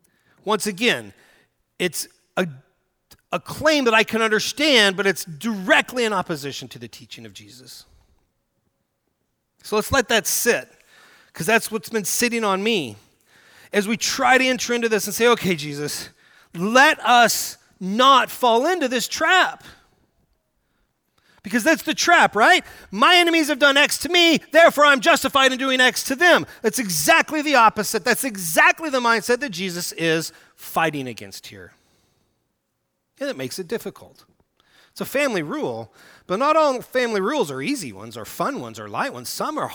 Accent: Oklahoma, United States; Now, I grew up in Red State, Oklahoma, Southern Baptist, God and country, flags on the stage, bless our boys kind of place.

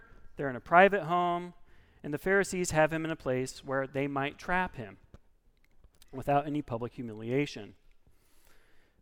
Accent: Oregon, United States; I'm from Oregon

